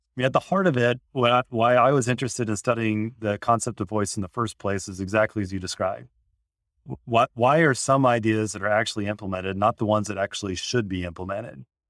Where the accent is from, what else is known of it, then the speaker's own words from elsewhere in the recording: Indiana, United States; I grew up in Indiana